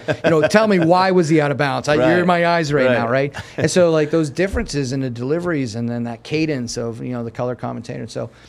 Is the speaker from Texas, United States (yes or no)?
no; Erie, Pennsylvania, United States; moved away; I grew up in Erie, Pennsylvania on Candy Bar Ranch.